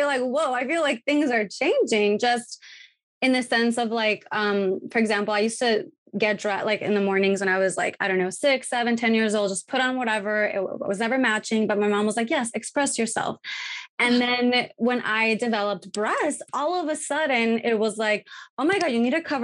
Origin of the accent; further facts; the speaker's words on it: Tijuana, Baja California, Mexico; growing up in Tijuana in Mexico